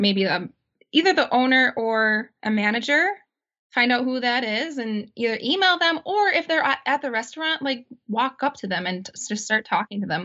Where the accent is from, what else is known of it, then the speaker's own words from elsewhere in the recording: Auburndale, Wisconsin, United States; also born or lived in Milwaukee, Wisconsin; my hometown in Auburndale, Wisconsin